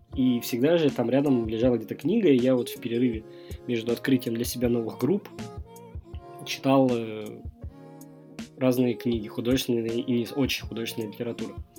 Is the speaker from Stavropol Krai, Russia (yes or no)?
yes; Stavropol, Stavropol Krai, Russia; Я из Ставрополя